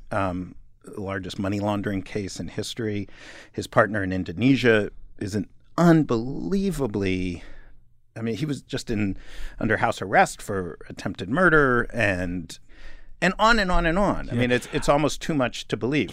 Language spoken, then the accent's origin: English; New York, United States; moved away as an adult; also born or lived in Los Angeles; as a kid growing up in New York